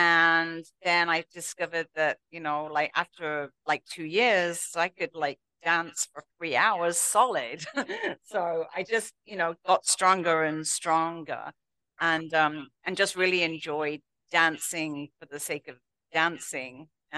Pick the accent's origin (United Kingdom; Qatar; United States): United Kingdom; England; accent: English; moved away as an adult; No, in England.